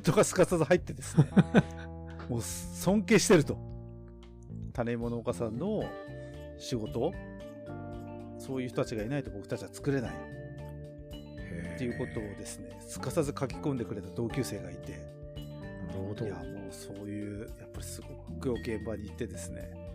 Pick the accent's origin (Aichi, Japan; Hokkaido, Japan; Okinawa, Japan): Hokkaido, Japan; Tokachi; 地元の僕らの地元の十勝